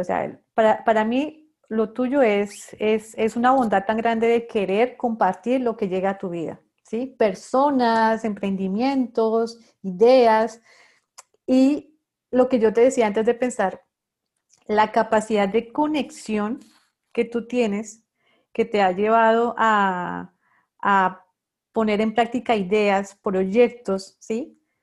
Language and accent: Spanish; Bogotá, Colombia; moved away as an adult; now in Barranquilla, Colombia; también soy bogotana como tú